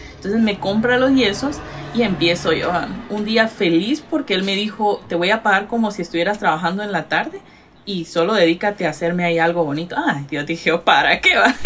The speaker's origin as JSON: {"language": "Spanish", "region": "Retalhuleu", "country": "Guatemala", "tie": "born or raised there", "also_born_or_lived": "Los Angeles, California, United States", "moved": "as an adult", "lives_now": "Massachusetts, United States", "said": "yo nací aquí en Estados Unidos, pero me llevaron a Guatemala cuando cumplí los cinco años de edad. Y crecí, o sea, crecí en Guate, estudié, me gradué y ya volví a Estados Unidos hace seis años"}